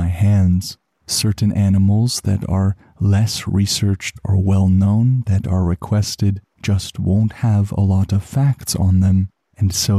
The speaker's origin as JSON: {"language": "English", "country": "Canada", "said": "as a Canadian"}